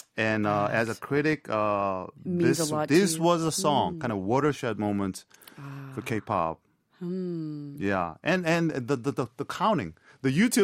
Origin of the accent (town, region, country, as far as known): Paju, Gyeonggi Province, South Korea; moved away as an adult; also born or lived in United States